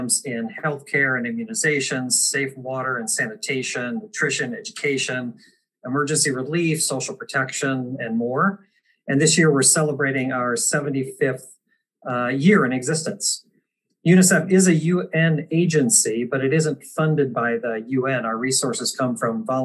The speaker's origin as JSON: {"language": "English", "town": "Apple Valley", "region": "Minnesota", "country": "United States", "tie": "born or raised there", "moved": "yes", "said": "I am a Minnesota native, as Mark mentioned. I grew up in the Twin Cities in suburban Apple Valley"}